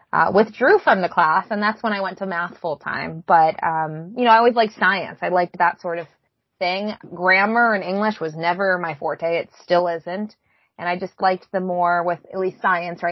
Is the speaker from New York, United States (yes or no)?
yes; Buffalo, New York, United States; moved away; also born or lived in Miami; I grew up in Buffalo